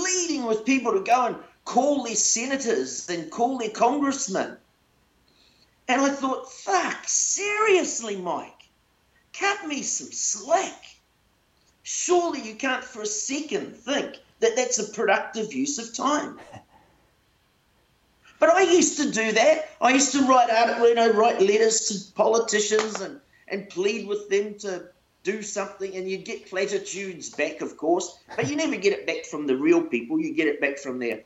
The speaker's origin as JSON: {"language": "English", "country": "New Zealand", "tie": "born or raised there", "said": "I was born into a poor home, but I was born in New Zealand."}